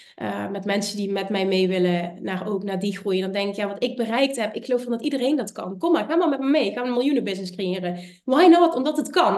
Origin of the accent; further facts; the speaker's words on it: Limburg, Netherlands; Ik kom uit Limburg, ik heb een accent